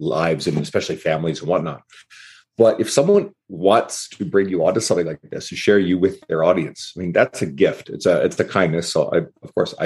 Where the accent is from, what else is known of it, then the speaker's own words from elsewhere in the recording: St. John's, Newfoundland and Labrador, Canada; moved away as an adult; now in Edmonton, Canada; I'm originally from the east coast of Canada, a smaller city called St. John's, Newfoundland. But I moved out west 16 years ago